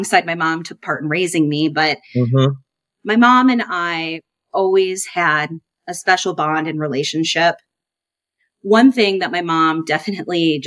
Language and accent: English; Davenport, Iowa, United States; I was born and raised in Davenport, Iowa. I now reside close to my hometown still with my family.